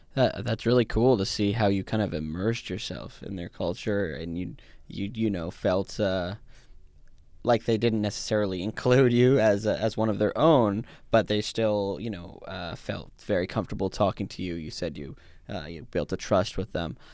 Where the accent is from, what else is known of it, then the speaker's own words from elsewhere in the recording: Canada; also born or lived in South Africa; my parents are from South Africa, and I was born in South Africa, and I came to Canada, uh, when I was, when I was a kid